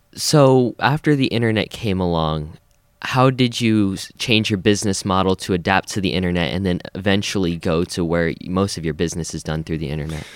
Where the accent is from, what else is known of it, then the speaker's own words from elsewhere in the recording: Colorado, United States; moved away; I'm originally from Colorado